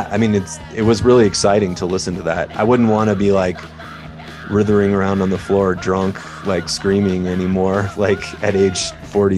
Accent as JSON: {"language": "English", "town": "Minneapolis", "region": "Minnesota", "country": "United States", "tie": "born or raised there", "moved": "as an adult", "lives_now": "Seattle, United States", "said": "growing up in Minneapolis, I just couldn't wait to get out of there"}